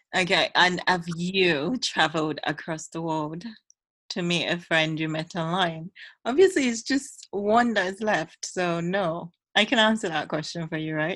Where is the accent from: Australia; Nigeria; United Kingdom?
Nigeria; I love living in this country and I love being a Nigerian